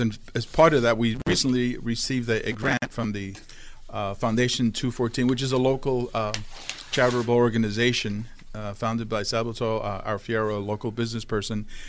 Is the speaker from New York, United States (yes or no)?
yes; New York City, New York, United States; I grew up in Brooklyn, New York